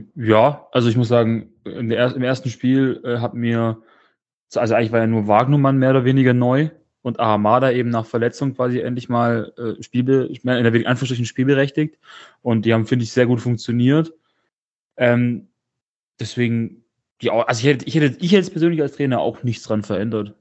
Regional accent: Stuttgart, Baden-Württemberg, Germany; ich komme aus Stuttgart, bin geboren und aufgewachsen in Stuttgart

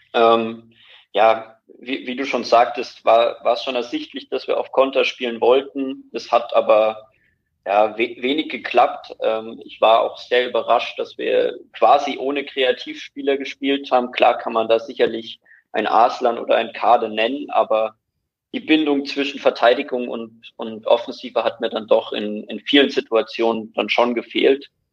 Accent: Dresden, Saxony, Germany; moved away as an adult; now in Bayreuth, Germany; ich bin ursprünglich aus Dresden und studiere jetzt in, in Bayreuth

